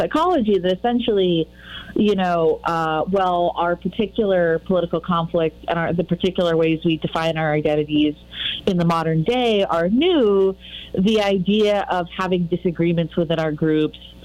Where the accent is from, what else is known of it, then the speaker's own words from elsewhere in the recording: Massachusetts, United States; also born or lived in Connecticut / United Kingdom; now in Chicago, United States; I'm originally from New England, Massachusetts, not Connecticut, but I've spent some time in Connecticut. And I lived in the UK for 5 years, and now I live in Chicago